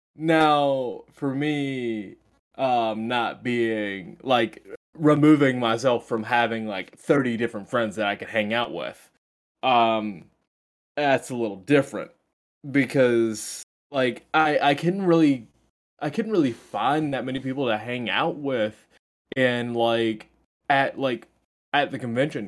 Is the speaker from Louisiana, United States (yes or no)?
no; Greenville, North Carolina, United States; I'm from Greenville